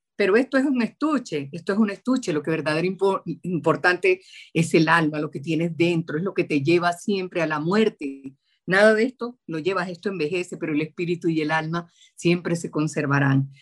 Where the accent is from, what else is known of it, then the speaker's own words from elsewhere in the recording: Santa Marta, Magdalena, Colombia; moved away as an adult; now in Bogotá, Colombia; Nací en Santa Marta, tierra que añoro y deseo